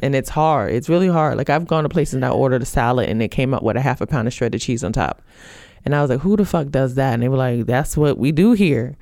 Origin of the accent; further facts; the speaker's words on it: Brooklyn, New York, United States; growing up in Brooklyn, New York, I grew up in a, a food desert